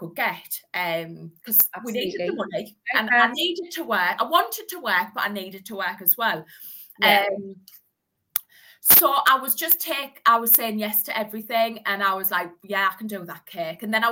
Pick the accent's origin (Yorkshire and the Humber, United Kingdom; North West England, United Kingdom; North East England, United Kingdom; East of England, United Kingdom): North East England, United Kingdom; Hartlepool; I'm from the Northeast. I'm from Hartlepool.